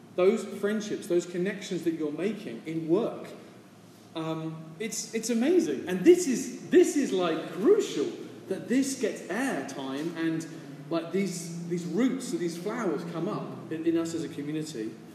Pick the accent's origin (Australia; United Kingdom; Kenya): United Kingdom; now in San Francisco, United States; as a British person from a stiff upper lip culture